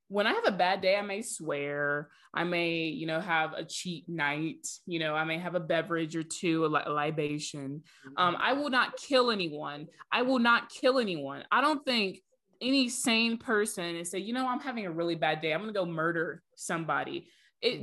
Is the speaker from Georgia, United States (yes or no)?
yes; Georgia, United States; we're all from Georgia. We went to school very close to Atlanta.